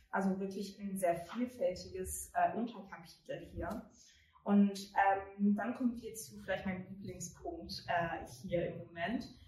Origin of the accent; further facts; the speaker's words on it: United Kingdom; German is a second language; moved away as an adult; now in Germany; ich komme aus Großbritannien, ich wohne erst seit vier Jahren in Deutschland